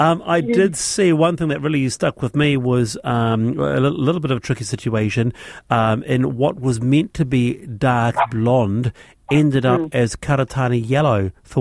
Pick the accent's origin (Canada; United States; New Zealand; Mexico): New Zealand; Dunedin, Otago; I'm from Dunedin.